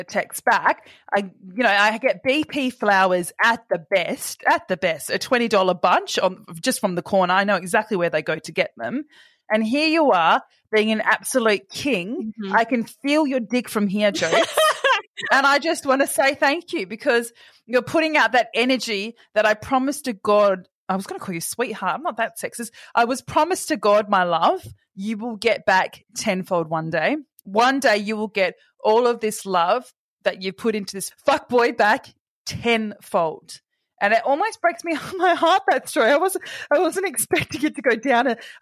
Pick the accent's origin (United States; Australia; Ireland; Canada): Australia; Perth, Western Australia; moved away as an adult; also born or lived in Sydney; now in Perth, Australia; I grew up in Perth and I moved to Sydney when I was 20